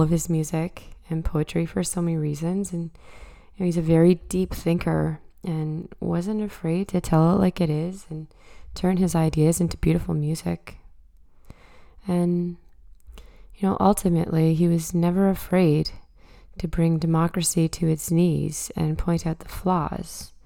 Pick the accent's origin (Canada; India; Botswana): Canada; Truro, Nova Scotia; moved away; coming at you from my hometown, Truro, Nova Scotia.